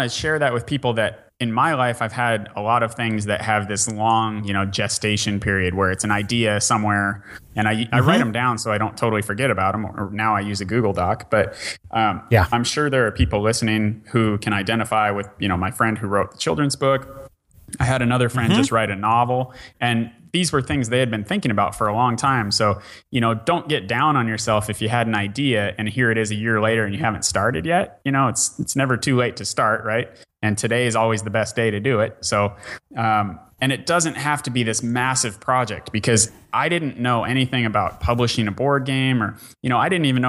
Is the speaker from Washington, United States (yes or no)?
yes; Bellingham, Washington, United States; I'm from Bellingham, Washington. We did it there.